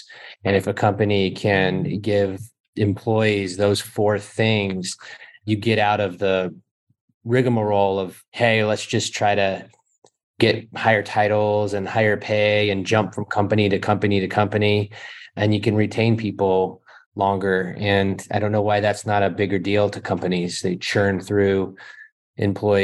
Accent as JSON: {"language": "English", "region": "Alaska", "country": "United States", "tie": "born or raised there", "moved": "as an adult", "lives_now": "Las Vegas, United States", "said": "I grew up in Alaska"}